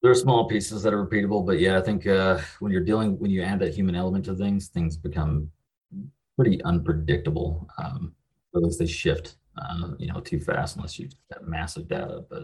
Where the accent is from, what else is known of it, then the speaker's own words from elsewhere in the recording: western Kentucky, United States; I'm from the middle of nowhere in Kentucky. It's about as about as far west Kentucky as you can get. Um, grew up here.